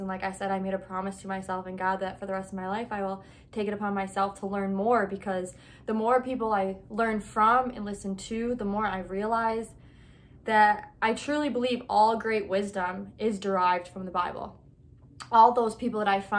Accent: United States; I'm American

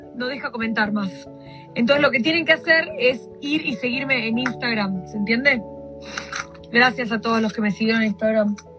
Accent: Argentina; moved away; yo estudiaba en la Universidad del Salvador

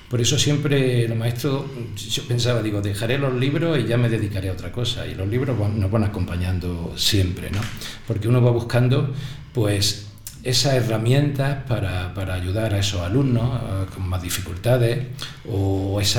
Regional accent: Ojíjares, Andalusia, Spain; Yo vengo de, de zona rural, yo vengo de pueblo, yo vengo

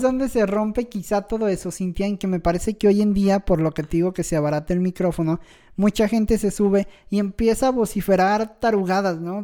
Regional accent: Mexico; como mexicanos

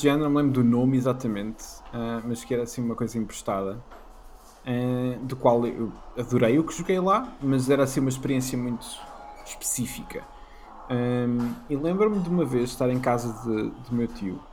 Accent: Leiria, Leiria District, Portugal; moved away; cresci em Leiria, portanto, não era Lisboa nem Porto

